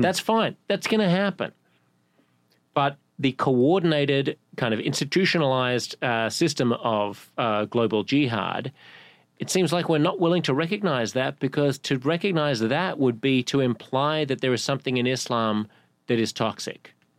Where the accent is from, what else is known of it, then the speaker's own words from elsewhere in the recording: Sydney, New South Wales, Australia; moved away as an adult; now in New York, United States; I've lived here in my adult life for longer than I've lived in any other city, including Sydney.